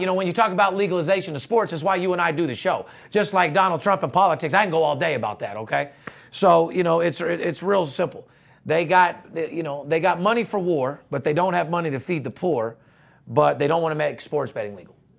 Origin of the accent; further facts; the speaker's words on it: United States; we're from America